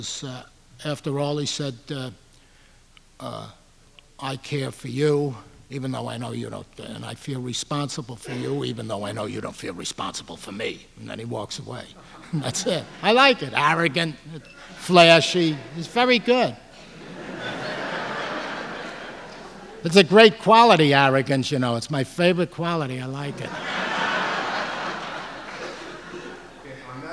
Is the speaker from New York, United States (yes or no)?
yes; New York City, New York, United States; I come from Ozone Park.